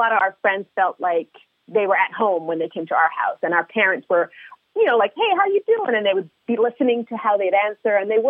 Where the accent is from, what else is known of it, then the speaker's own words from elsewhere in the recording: Montreal, Quebec, Canada; we grew up in Montreal, Canada